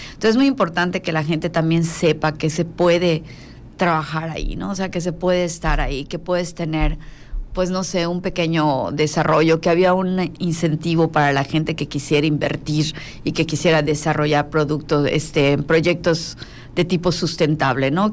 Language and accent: Spanish; Mexico; also born or lived in Yucatán; como buenos mexicanos